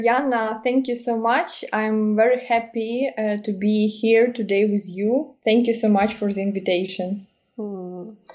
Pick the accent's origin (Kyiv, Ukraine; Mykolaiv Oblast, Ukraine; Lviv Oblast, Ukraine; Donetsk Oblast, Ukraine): Kyiv, Ukraine; English is a second language; moved away as an adult; now in Germany; I'm from Kiev